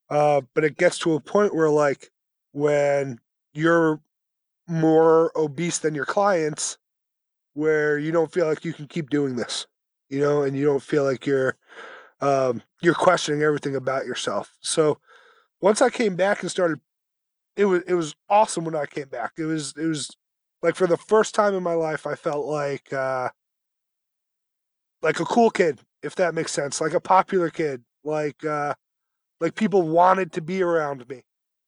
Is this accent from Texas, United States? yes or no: no; New Jersey, United States; also born or lived in Brooklyn, New York; so I was born in Brooklyn, grew up in New Jersey, went to college in Mass